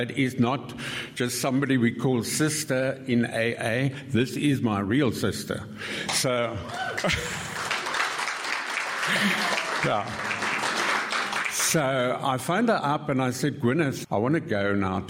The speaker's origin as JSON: {"language": "English", "town": "Cape Town", "region": "Western Cape", "country": "South Africa", "tie": "born or raised there", "also_born_or_lived": "Kent, England", "moved": "yes", "lives_now": "Salzburg, Austria", "said": "I'm from Salzburg, Austria, but as you can hear, I'm actually a Cape Townian, also by heart"}